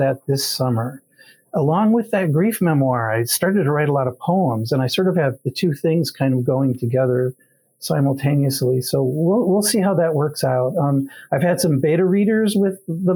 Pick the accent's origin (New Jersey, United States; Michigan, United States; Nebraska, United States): Michigan, United States; Grand Rapids; I grew up in Grand Rapids, Michigan